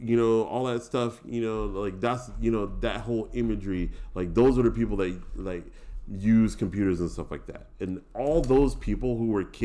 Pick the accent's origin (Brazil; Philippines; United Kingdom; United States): United States; Pasadena, California; Pasadena, California